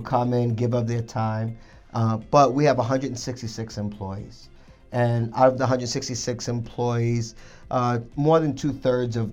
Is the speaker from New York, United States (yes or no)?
yes; New York City, New York, United States; moved away; I grew up in Brooklyn, New York